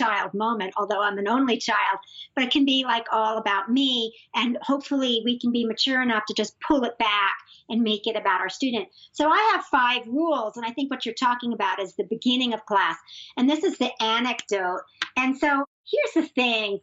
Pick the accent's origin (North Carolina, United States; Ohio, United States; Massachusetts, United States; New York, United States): New York, United States; I'm also a New Yorker